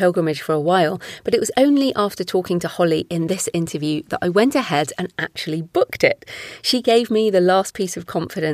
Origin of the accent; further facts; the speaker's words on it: England, United Kingdom; I'm English